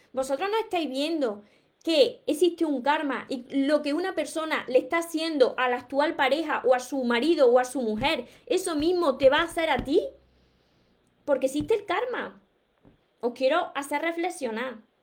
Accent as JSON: {"language": "Spanish", "town": "Córdoba", "region": "Andalusia", "country": "Spain", "said": "soy de Córdoba, por mi acento"}